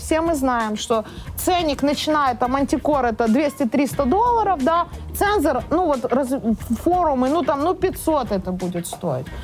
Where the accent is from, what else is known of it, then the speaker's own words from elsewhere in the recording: Chornomorsk, Odesa Oblast, Ukraine; moved away; Я сама лимита из Черноморска.